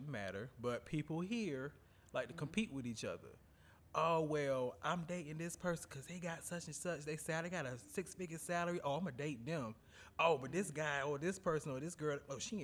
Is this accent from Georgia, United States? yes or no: no; North Carolina, United States; I'm from the South. You know, I'm from North Carolina